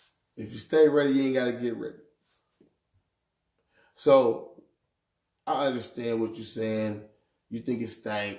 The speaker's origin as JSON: {"language": "English", "town": "Milwaukee", "region": "Wisconsin", "country": "United States", "said": "that's the way I talk. I'm from Milwaukee, Wisconsin, goddamn it. I talk like"}